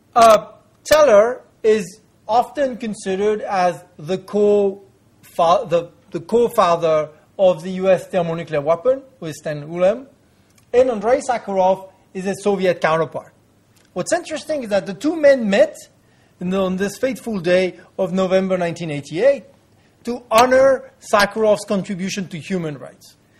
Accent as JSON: {"language": "English", "country": "France", "said": "in my home country, France"}